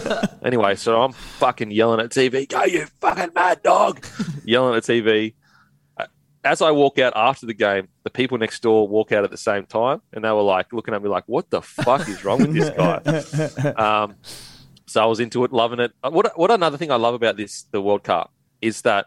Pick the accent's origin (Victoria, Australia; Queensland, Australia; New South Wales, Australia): Queensland, Australia; as a Queenslander